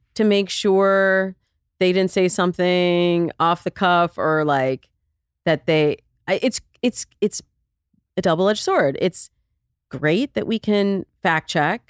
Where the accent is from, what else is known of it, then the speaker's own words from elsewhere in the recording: Midwest, United States; I'm from the Midwest